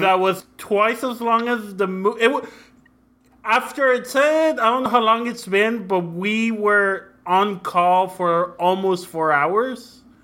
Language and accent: English; Mexico; also born or lived in Brownsville, Texas, United States; now in San Antonio, United States; I grew up in Mexico and in, uh, Brownsville, Texas